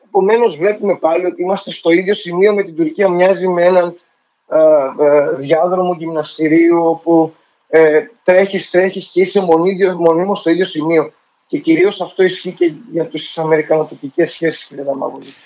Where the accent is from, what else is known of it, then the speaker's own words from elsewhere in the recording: Greece; σαν Έλληνας